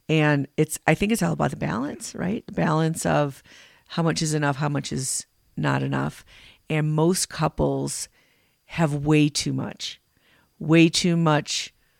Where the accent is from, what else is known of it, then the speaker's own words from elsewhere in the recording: Illinois, United States; now in Colorado, United States; When we were growing up in Illinois